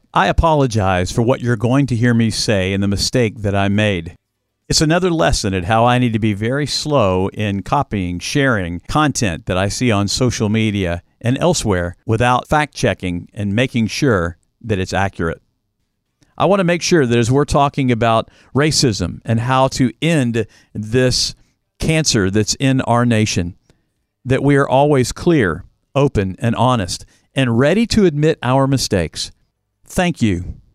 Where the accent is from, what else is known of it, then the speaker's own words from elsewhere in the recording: Louisville, Kentucky, United States; I grew up in Fern Creek, Kentucky, a, a suburb of Louisville.